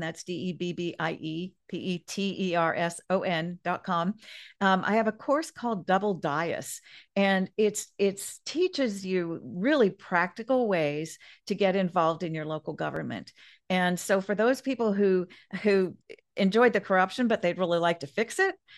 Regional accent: Kansas, United States; now in Grover Beach, United States; I grew up, um, I was from Kansas for a while, my family were all from Kansas

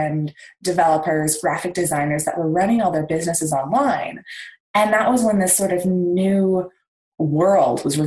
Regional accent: Victoria, British Columbia, Canada; I am from Victoria, BC in Canada

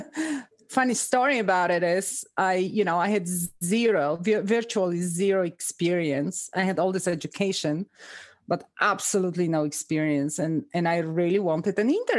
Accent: Poland; moved away as an adult; also born or lived in Reno, Nevada, United States; now in United States; I'm originally from Poland

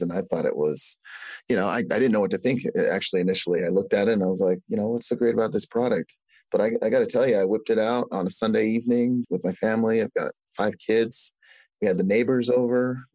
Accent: Arizona, United States; now in Provo, United States; I grew up in Arizona

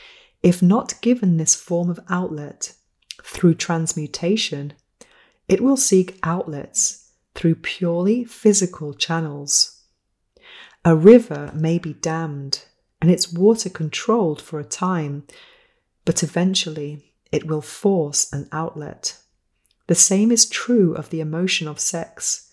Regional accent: United Kingdom; No handshake, no kissing, because I think I'm British. I don't do that.

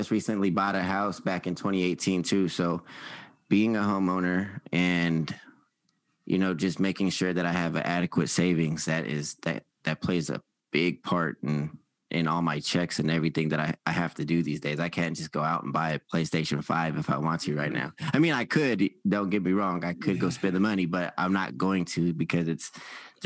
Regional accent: Sacramento, California, United States; I grew up here in Sacramento

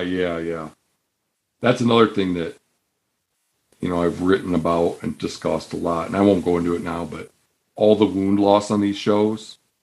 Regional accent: Michigan, United States; moved away; Where I grew up in Michigan

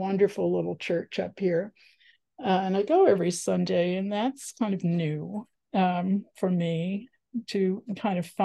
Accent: the New York suburbs, United States; also born or lived in Washington, District of Columbia, United States / Los Angeles / San Francisco Bay Area; now in Ashland, Oregon, United States; I grew up in the New York suburbs, and then I lived in DC and LA, and as I said, the Bay Area

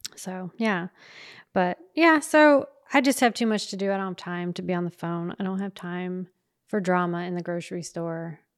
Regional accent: the South, United States; we're from the South

